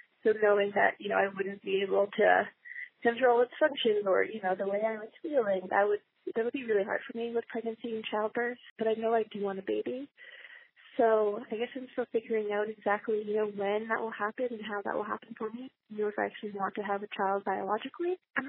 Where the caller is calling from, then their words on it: Ann Arbor, Michigan, United States; I'm calling from Ann Arbor, Michigan